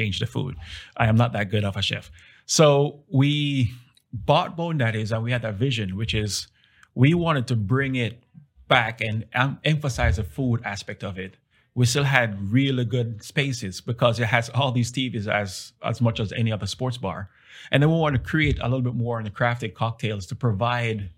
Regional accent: Jamaica; now in Dallas, United States; I'm from Jamaica originally

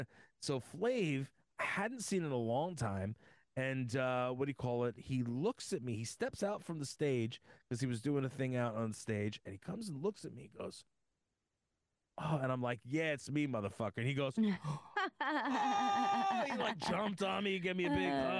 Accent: Uniondale, New York, United States; I grew up in Uniondale, New York.

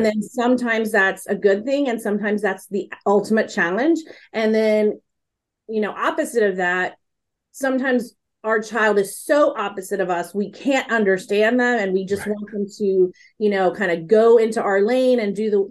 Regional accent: Texas, United States; a Texas girl who was born and raised in Texas

